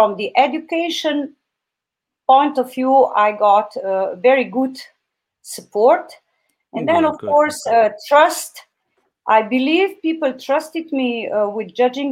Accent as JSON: {"language": "English", "country": "Slovenia", "said": "my home country, Slovenia"}